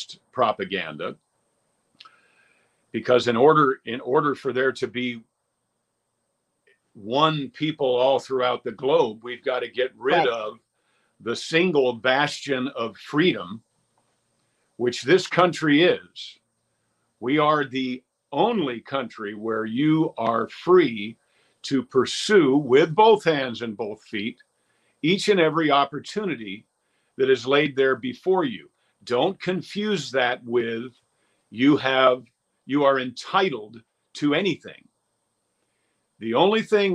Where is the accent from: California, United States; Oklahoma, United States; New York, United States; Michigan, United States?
New York, United States; Westchester County; I'm from Westchester County